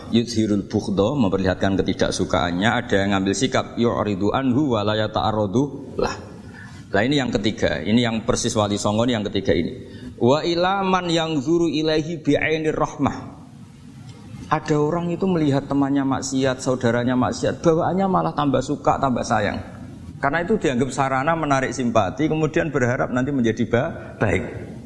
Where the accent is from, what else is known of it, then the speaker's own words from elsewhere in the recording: Java, Indonesia; perilaku kita sebagai orang Jawa atau orang timur, orang Indonesia ternyata ada pembenaran di ikhya